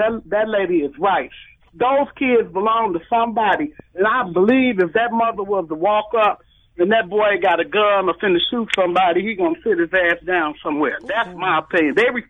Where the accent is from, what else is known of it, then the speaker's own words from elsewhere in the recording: Chicago, Illinois, United States; I come from Cabrini Green, and when I look back, I've been gone from over there since about 20 years, 30 years.